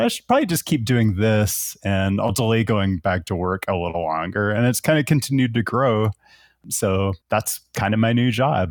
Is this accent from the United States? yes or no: yes; Seattle, Washington, United States; moved away as an adult; also born or lived in Portland, Oregon; now in Las Vegas, United States; I'm originally from Seattle, and that's where my whole family is.